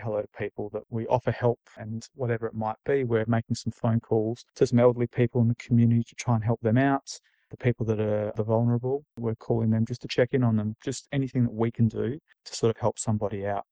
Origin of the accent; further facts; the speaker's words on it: Australia; moved away; Being Australian